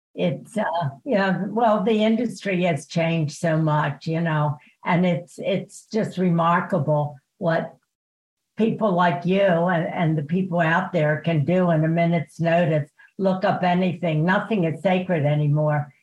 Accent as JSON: {"language": "English", "town": "Baltimore", "region": "Maryland", "country": "United States", "tie": "born or raised there", "also_born_or_lived": "Germany"}